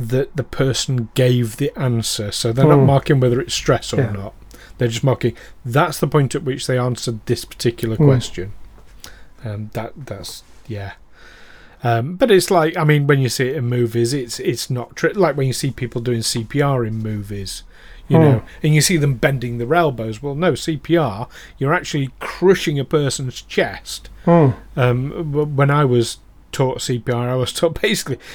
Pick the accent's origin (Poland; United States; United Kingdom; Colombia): United Kingdom; we're Britain